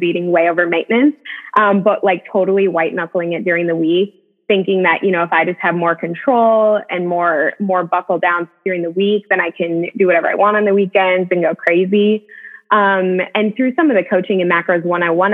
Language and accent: English; Madison, United States; now in Tennessee, United States; we have the same hometown. So I'm from Madison as well. I live in Tennessee now